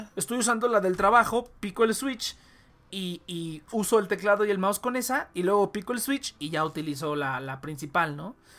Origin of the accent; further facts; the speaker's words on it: Mexico; somos mexicanos